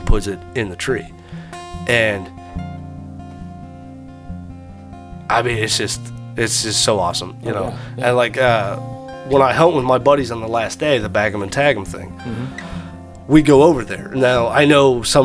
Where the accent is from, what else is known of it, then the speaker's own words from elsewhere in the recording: Indiana, United States; We're from Indiana.